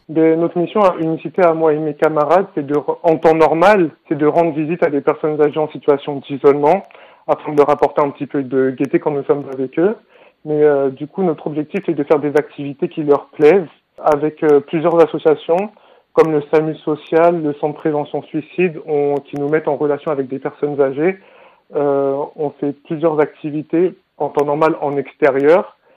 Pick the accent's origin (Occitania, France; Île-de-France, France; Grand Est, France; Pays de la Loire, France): Île-de-France, France; Brétigny-sur-Orge; Je viens de Bretigny-sur-Orge